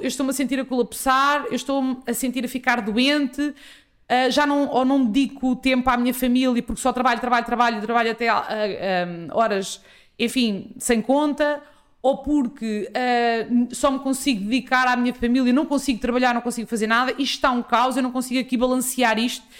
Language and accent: Portuguese; Ribatejo, Portugal; sou ribatejana, uh, sou filha de pais agricultores